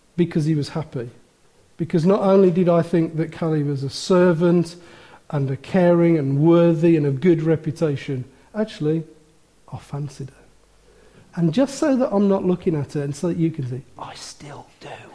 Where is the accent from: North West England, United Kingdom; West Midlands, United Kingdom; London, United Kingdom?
West Midlands, United Kingdom; Wolverhampton; I was born in Wolverhampton